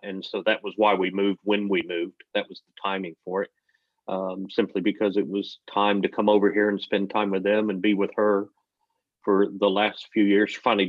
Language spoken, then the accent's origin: English; Kansas City, Missouri, United States; born there; also born or lived in Texas; I'm originally from America. I've lived all over the place. I was born in the Midwest in a place called Kansas City, which is hometown of my favorite football team. I lived for a long time in Texas, and we kind of call Texas home.